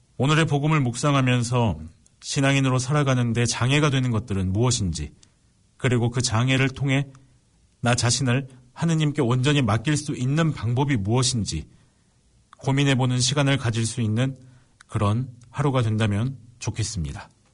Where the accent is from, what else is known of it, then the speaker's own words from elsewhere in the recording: Suncheon, South Jeolla, South Korea; 저는 집이 순천이고 순천교도소에서 저희 집까지 10분이면 되기 때문에